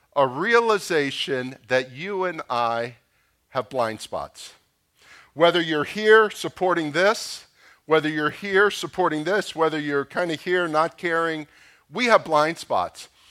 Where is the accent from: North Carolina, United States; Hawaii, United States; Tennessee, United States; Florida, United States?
Florida, United States; Boca Raton; I grew up in Boca Raton.